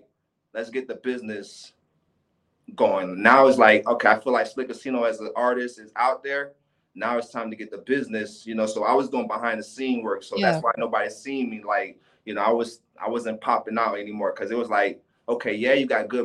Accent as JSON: {"language": "English", "town": "Palm Beach", "region": "Florida", "country": "United States", "tie": "born or raised there", "also_born_or_lived": "Haiti", "said": "I was born in Haiti, but I was raised in Palm Beach"}